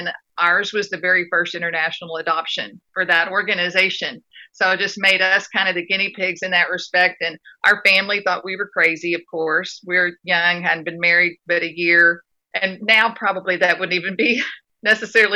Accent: West Texas, United States; also born or lived in Dallas, Texas; I grew up being in West Texas and being in a fairly poor community

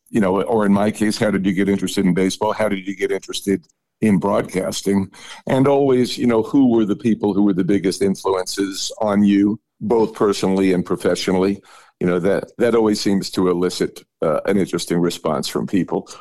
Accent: New York City, New York, United States; moved away; as I was growing up in New York City

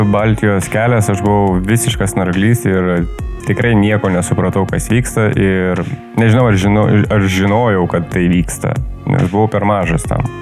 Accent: Lithuania; mes lietuviai esame labai įdomus e, sutvėrimai.

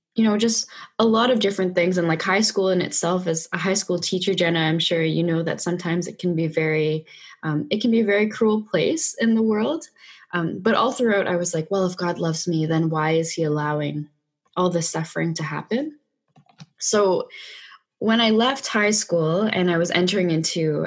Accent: Vancouver, British Columbia, Canada; I'm from Vancouver, Canada, born and raised

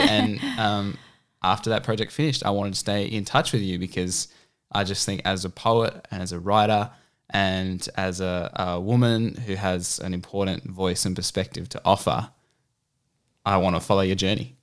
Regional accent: Canberra, Australian Capital Territory, Australia; moved away as an adult; now in Central Coast, Australia; growing up in Canberra

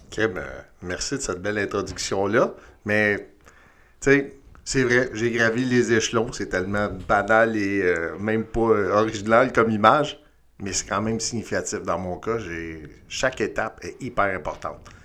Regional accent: Montreal, Quebec, Canada; engagé au CIM à Montréal en 92. Euh, hyper chanceux. Ma première affectation, c'est dans mon patelin, c'est-à-dire dans le quartier dans lequel j'ai grandi

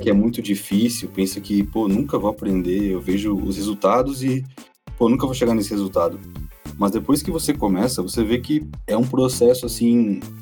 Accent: Rio Grande do Sul, Brazil; moved away as an adult; now in Brasília, Brazil; eu sou gaúcho, tenho 23 anos eu moro em Brasília tem dois anos só

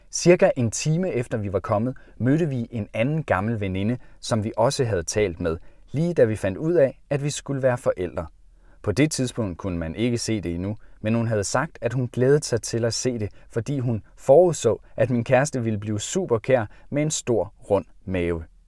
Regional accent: Jutland, Denmark; Da jeg var barn hjemme i Jylland

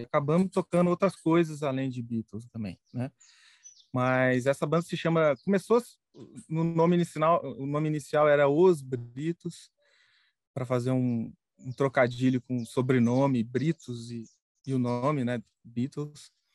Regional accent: Pouso Alegre, Minas Gerais, Brazil; eu sou mineiro, eu nasci em Pouso Alegre, sul de Minas Gerais

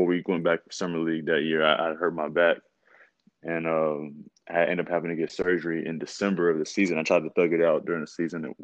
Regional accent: Hendersonville, Tennessee, United States; I'm from Hendersonville, Tennessee

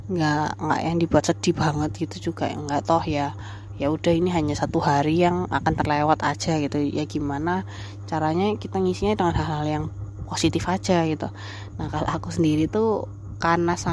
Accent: Surabaya, East Java, Indonesia; kita tuh naik bis di kota aku tuh kan jadi ada bis di Surabaya

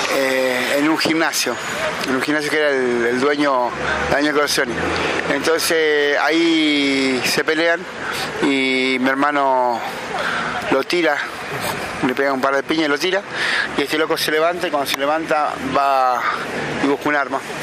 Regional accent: Pergamino, Buenos Aires Province, Argentina; moved away as an adult; also born or lived in San Luis / Almagro, Buenos Aires; now in Buenos Aires, Argentina; nacido y criado en Pergamino, provincia de Buenos Aires

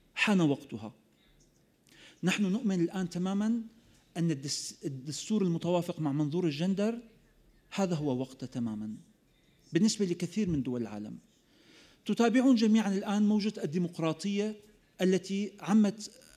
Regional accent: Syria; أننا في سوريا معتادون على القنابل

